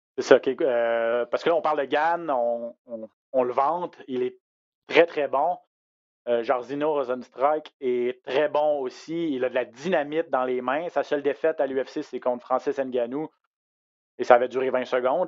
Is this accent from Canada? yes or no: yes; Quebec, Canada; chez nous au Québec